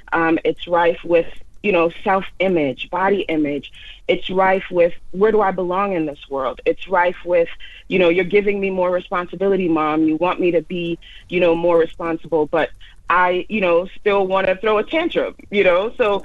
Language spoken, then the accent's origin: English; Jamaica; now in United States; I was an immigrant to the United States, as it said in my social media tagline. I came from Jamaica.